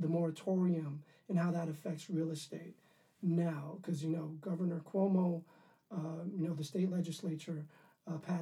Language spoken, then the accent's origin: English; New York City, New York, United States; I grew up in Harlem.